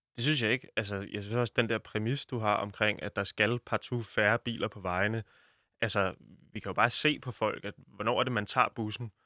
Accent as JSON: {"language": "Danish", "country": "Denmark", "said": "som dansker"}